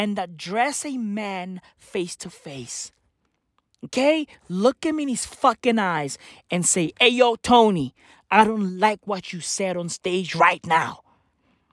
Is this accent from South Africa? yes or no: yes; South Africa; I'm from South Africa. Okay? I'm from South Africa. Apartheid birthed me. Okay? I'm a black kid in South Africa